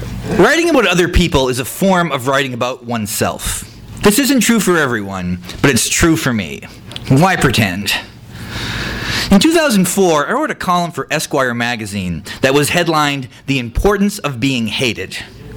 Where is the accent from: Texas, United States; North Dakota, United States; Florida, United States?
North Dakota, United States; I'm also from North Dakota